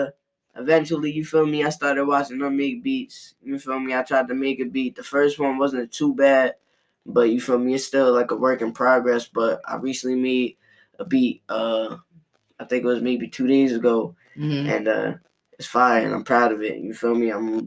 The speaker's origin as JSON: {"language": "English", "town": "Long Branch", "region": "New Jersey", "country": "United States", "tie": "born or raised there", "also_born_or_lived": "AP", "said": "I'm from AP, you know what I'm saying? But I also grew up in Long Branch too, you feel me?"}